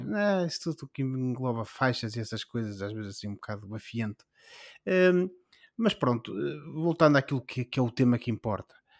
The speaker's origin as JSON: {"language": "Portuguese", "town": "Vila Verde", "region": "Braga", "country": "Portugal", "tie": "born or raised there", "said": "do Conselho de onde sou natural."}